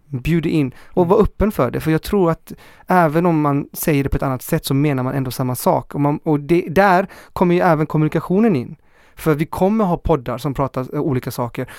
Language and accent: Swedish; Chile; also born or lived in Hammarkullen, Gothenburg, Sweden; now in Gothenburg, Sweden; Jag är från Chile